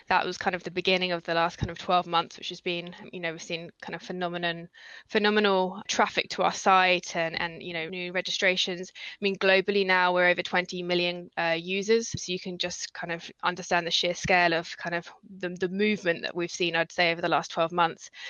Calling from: Chelmsford, East of England, United Kingdom; also born or lived in London; I'm speaking from uh, Chelmsford in Essex at the moment, having just slightly moved back from London temporarily.

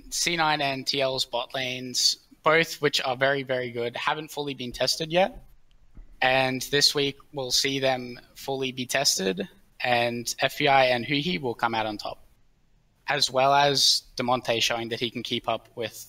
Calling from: Brisbane, Queensland, Australia; Brisbane, Australia.

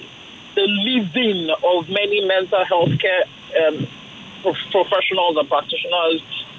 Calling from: Ojota, Lagos, Nigeria; I'm calling from Ojota.

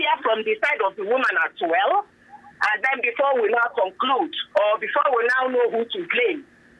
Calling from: Egbeda, Lagos, Nigeria; I'm calling from Egbeda.

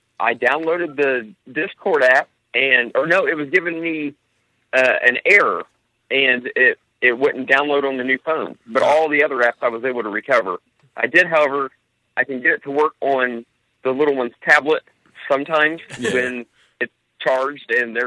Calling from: Franklin, Indiana, United States; Oh, I am in Franklin, Indiana.

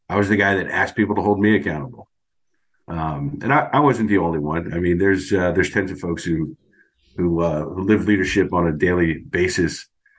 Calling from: Virginia, United States; Northern Virginia.

